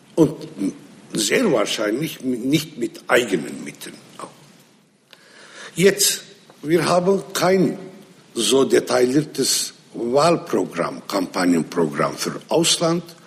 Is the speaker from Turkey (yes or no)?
yes; Nusaybin, Mardin, Turkey; first language Arabic; German is a second language; in Nusaybin, das ist meine Heimatstadt